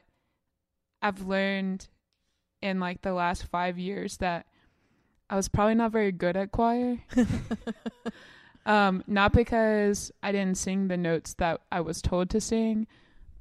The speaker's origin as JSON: {"language": "English", "town": "Mountain Brook", "region": "Alabama", "country": "United States", "tie": "born or raised there", "said": "I grew up in Mountain Brook, I went to UAB."}